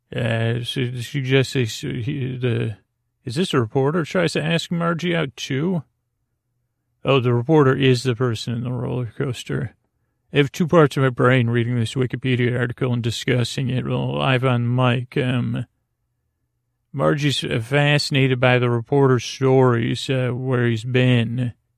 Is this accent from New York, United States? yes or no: yes; Syracuse, New York, United States; I grew up in Syracuse, New York, uh, home of the great New York State Fair